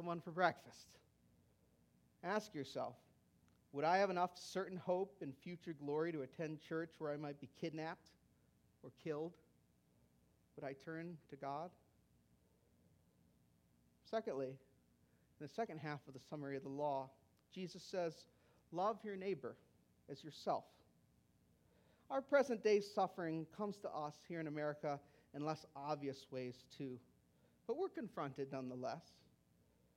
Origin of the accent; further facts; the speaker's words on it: United States; As American Christians